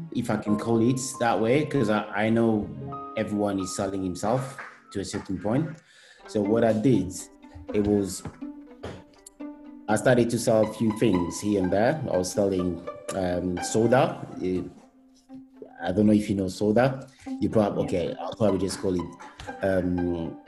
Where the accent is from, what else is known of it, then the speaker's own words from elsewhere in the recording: Rwanda; now in United Kingdom; I was born in Rwanda.